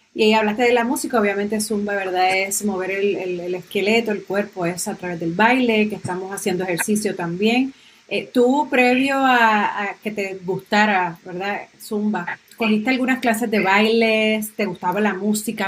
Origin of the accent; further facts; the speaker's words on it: Aguadilla, Puerto Rico; Y tú eres de mi pueblo.